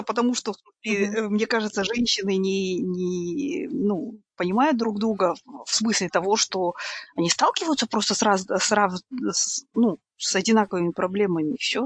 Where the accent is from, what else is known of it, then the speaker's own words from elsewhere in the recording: Kazakhstan; moved away; мы, ну, казахи когда-либо были очень сильными мусульманами